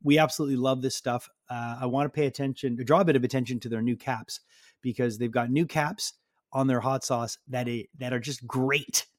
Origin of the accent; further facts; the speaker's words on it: Montreal, Quebec, Canada; we're from Montreal